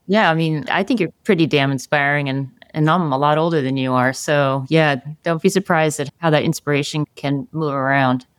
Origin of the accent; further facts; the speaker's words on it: New Jersey, United States; I'm from New Jersey.